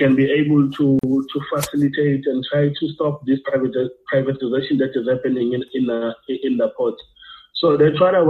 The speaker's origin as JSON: {"language": "English", "town": "Durban", "region": "KwaZulu-Natal", "country": "South Africa", "said": "I am from South Africa, Durban."}